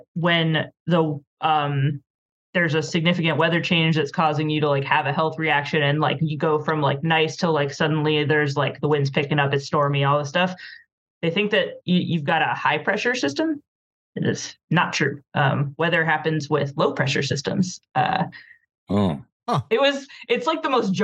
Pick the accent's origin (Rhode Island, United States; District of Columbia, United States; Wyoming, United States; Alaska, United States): Rhode Island, United States; I'm from Rhode Island, I live here again now